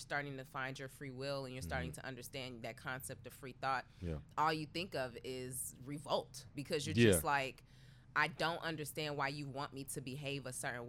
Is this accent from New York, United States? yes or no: no; Chicago, Illinois, United States; I grew up in Chicago.